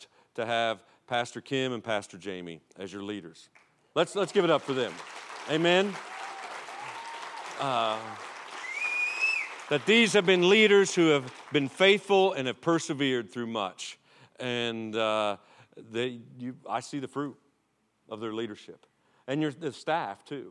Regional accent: Ohio, United States; I am from Ohio

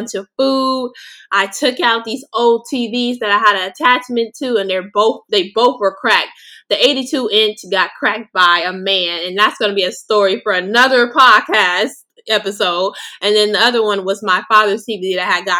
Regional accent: Los Angeles, California, United States; also born or lived in Inglewood, California; I grew up and been raised in Los Angeles, California

